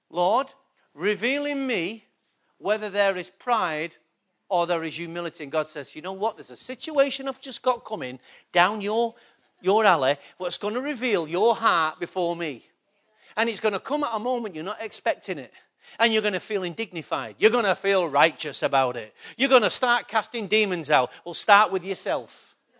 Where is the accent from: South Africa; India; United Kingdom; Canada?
United Kingdom; Manchester, North West England; I was born in England, Manchester